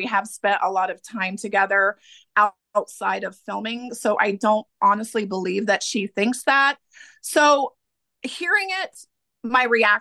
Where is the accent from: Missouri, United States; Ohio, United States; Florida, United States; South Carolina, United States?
Ohio, United States; Middletown; I'm from Middletown, Ohio, which is only 20 minutes outside